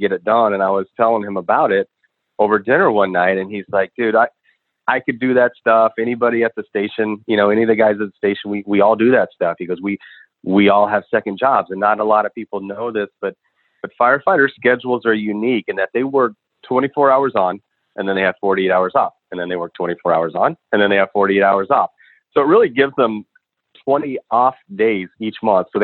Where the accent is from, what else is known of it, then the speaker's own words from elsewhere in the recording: Chicago, Illinois, United States; I'm from Chicago originally.